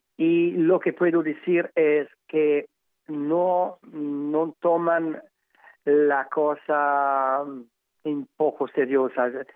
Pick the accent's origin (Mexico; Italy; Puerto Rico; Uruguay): Italy; Emilia-Romagna; Spanish is a second language; yo como, como italiano